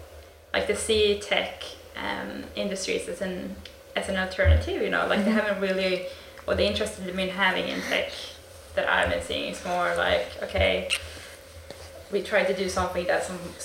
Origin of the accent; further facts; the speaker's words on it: Sweden; now in New Zealand; We're from Sweden originally